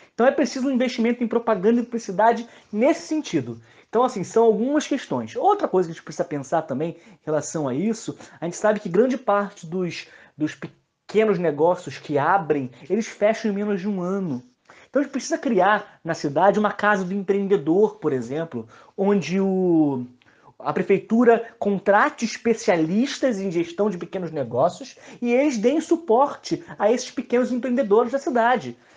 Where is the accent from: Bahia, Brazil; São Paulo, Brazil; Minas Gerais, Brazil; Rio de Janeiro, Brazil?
Rio de Janeiro, Brazil; São João de Meriti; Eu sou de Eduardo Teles, meu pai foi comerciante de Eduardo Teles, eu, eu vivenciei essa queda